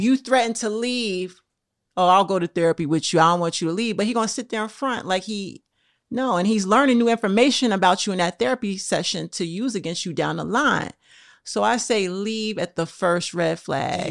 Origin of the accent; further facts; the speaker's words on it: Trenton, New Jersey, United States; now in New York, United States; I was born in Trent, New Jersey